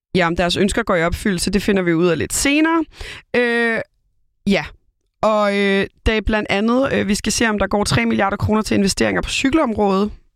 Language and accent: Danish; Copenhagen, Capital Region of Denmark, Denmark; jeg er jo Køben, born and bred københavner